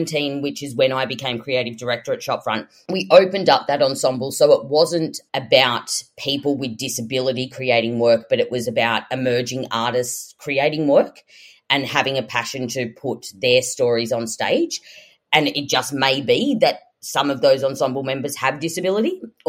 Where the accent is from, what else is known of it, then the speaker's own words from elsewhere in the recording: Sydney, New South Wales, Australia; I grew up in Western Sydney